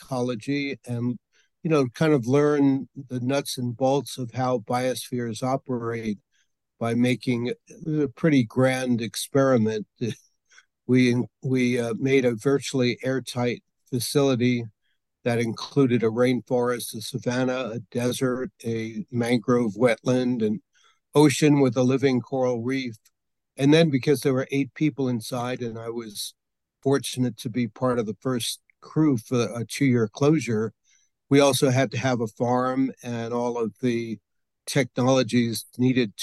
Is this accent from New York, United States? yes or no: yes; New York City, New York, United States; moved away as an adult; also born or lived in Brooklyn; now in Santa Fe, United States; I was born in New York City, born in Brooklyn, raised up in Queens